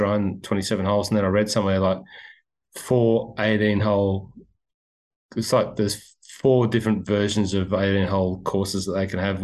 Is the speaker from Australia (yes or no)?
yes; Cessnock, New South Wales, Australia; moved away; being from Cessnock and forgetting my rugby league roots